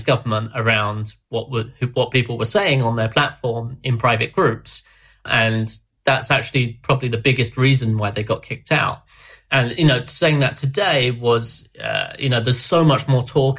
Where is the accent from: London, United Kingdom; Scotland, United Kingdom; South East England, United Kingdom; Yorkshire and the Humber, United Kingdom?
London, United Kingdom; I'm from London